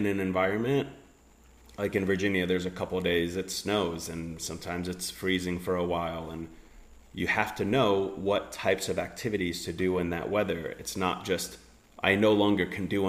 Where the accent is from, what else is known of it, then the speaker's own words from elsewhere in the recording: Finland; I grew up in Finland